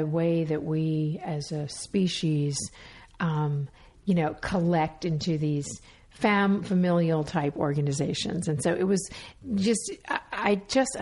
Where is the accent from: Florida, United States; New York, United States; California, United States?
Florida, United States; Miami Beach; moved away; also born or lived in Alabama; I grew up in Miami, ended up growing up in Miami Beach.